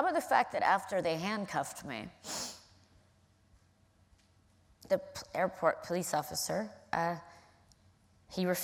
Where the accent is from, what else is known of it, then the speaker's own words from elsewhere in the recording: California, United States; I'm from California, and I own and invest in a marijuana company.